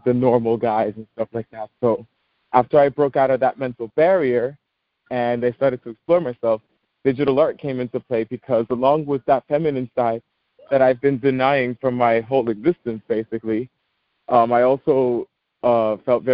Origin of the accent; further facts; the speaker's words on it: New York City, New York, United States; I'm from the Bronx, born and raised